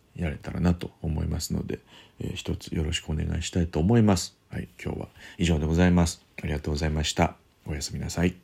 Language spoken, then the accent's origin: Japanese; Kyoto, Japan; 京都の方でやります、えー、僕の地元ですけれども